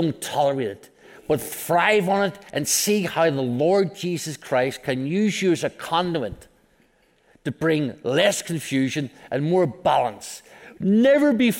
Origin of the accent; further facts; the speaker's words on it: Belfast, Northern Ireland, United Kingdom; I grew up in Belfast, Northern Ireland